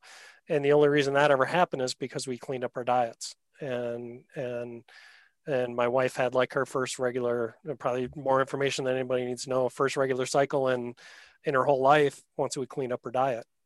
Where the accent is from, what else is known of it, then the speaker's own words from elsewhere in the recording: Wisconsin, United States; I'm from Wisconsin normally.